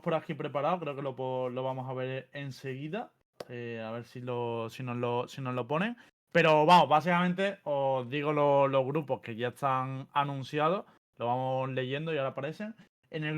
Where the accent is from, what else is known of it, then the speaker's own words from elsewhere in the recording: Andalusia, Spain; soy andaluz